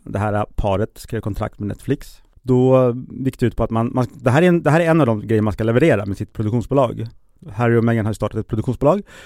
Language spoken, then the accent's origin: Swedish; Sweden; som svensk